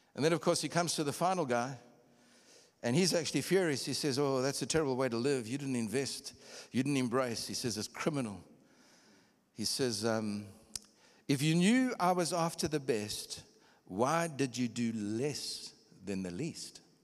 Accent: Durban, KwaZulu-Natal, South Africa; also born or lived in Copperbelt, Zambia / Kitwe, Zambia / Pretoria, South Africa; I'm from Durban

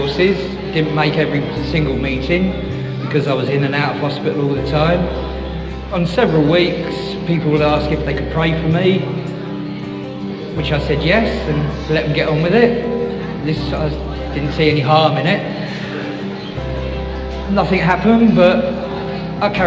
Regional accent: Bedford, East of England, United Kingdom; I'm from Bedford.

